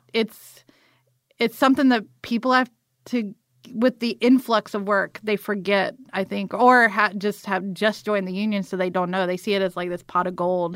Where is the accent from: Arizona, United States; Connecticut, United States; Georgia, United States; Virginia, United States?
Georgia, United States; Morven; moved away; also born or lived in Atlanta; this little town called Morven that's outside of Valdosta